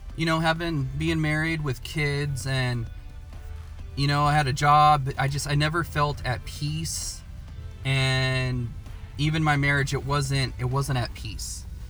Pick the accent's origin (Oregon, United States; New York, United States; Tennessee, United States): Oregon, United States; Portland; I was born and raised in Portland, Oregon